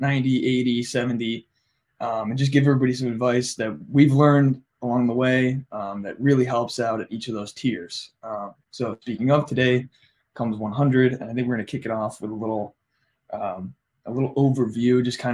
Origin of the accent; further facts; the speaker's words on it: Ohio, United States; we're all from Ohio